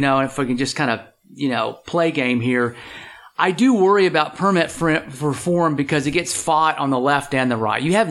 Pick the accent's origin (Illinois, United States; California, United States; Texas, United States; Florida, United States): Texas, United States; I'm from Texas and I got a lot of friends who work in the oil and gas industry